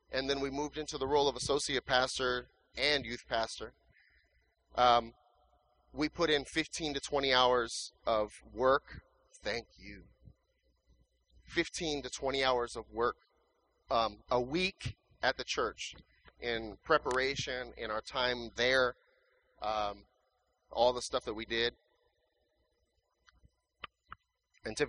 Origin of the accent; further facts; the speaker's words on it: California, United States; moved away as an adult; also born or lived in Riverside, California; now in Phoenix, United States; we're from California